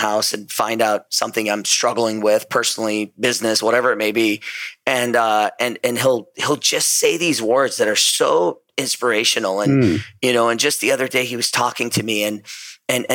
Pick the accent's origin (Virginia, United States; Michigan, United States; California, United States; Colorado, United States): California, United States; Southern; also born or lived in Iran; I grew up in Southern California ever since I was about 9 years old. I actually was born in Iran, and then my family moved to Southern California